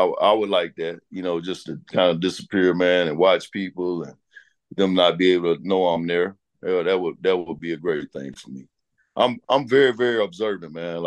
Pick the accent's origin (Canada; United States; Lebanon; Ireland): United States; Arkansas; moved away; Arkansas is my home, you know, my home state